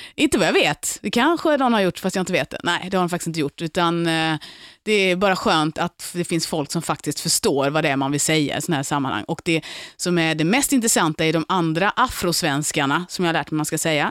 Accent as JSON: {"language": "Swedish", "town": "Lund", "region": "Skåne", "country": "Sweden", "tie": "born or raised there", "also_born_or_lived": "Gothenburg", "moved": "as an adult", "lives_now": "Stockholm, Sweden", "said": "jag är från Lund, jag är uppväxt i Lund."}